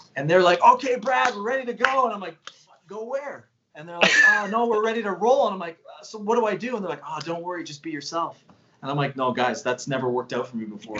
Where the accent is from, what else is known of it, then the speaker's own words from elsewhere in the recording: Canada; as Canadian kids